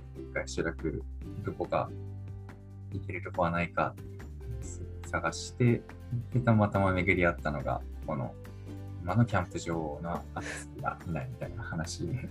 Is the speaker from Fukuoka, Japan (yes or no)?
no; Niigata, Japan; moved away as an adult; also born or lived in Tokyo; now in Saijo, Japan; 新潟出身なんで新潟のスキー場とかある山奥の妙高とかに連れてかれて